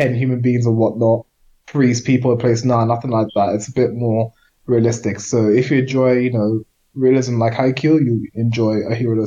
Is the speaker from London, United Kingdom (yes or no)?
yes; Edmonton, London, United Kingdom; growing up in Edmonton